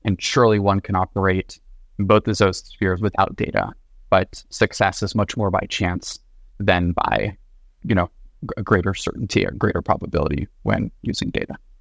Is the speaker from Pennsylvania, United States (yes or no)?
no; Los Angeles, California, United States; moved away; also born or lived in New York; originally born and raised in Los Angeles.